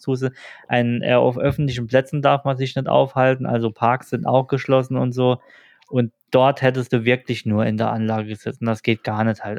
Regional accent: Germany; bei uns in Deutschland

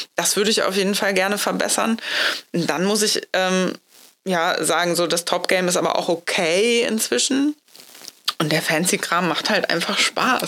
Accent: Hamburg, Germany; moved away; das ist ja meine Heimatstadt. Da war ich aber schon weg äh, aus Hamburg schon was länger.

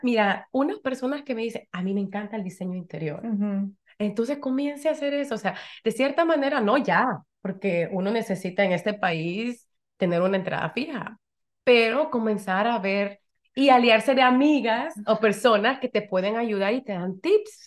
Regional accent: El Salvador; now in Connecticut, United States; soy salvadoreña, vivo aquí en Connecticut

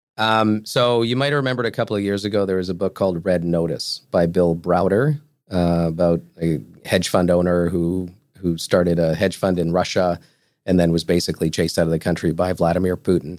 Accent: Portugal; moved away; I'm from Portugal

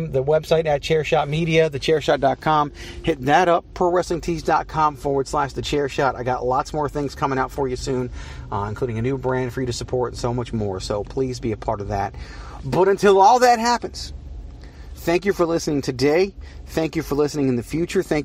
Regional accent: Richmond, Virginia, United States; now in Phoenix, United States; I'm from Richmond, Virginia.

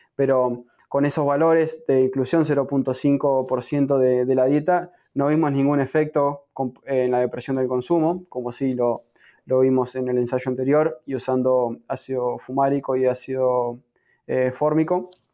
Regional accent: Argentina; moved away as an adult; now in United States; soy nativo de, Argentina, me encuentro en este momento en Estados Unidos haciendo mi, programa de PhD

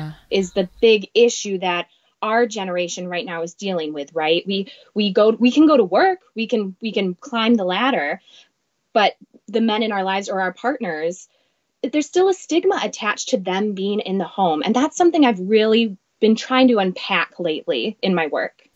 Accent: Wisconsin, United States; moved away as an adult; now in Minneapolis, United States; I grew up in Wisconsin, moved to Minneapolis about 10 years ago.

